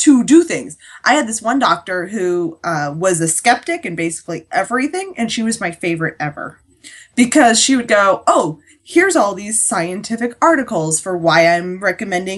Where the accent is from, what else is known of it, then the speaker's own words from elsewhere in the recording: United States; I'm fine being an American.